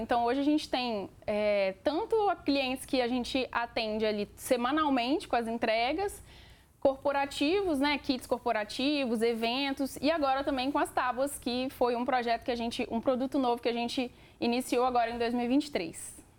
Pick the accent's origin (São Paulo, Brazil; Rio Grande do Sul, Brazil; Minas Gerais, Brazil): Minas Gerais, Brazil; a minha família é mineira, né? Nós somos mineiros